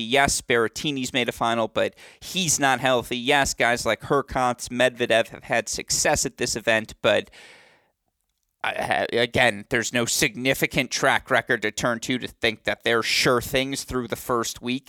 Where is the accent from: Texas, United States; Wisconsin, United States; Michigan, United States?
Michigan, United States; Bloomfield Hills; my hometown, Bloomfield Hills, Michigan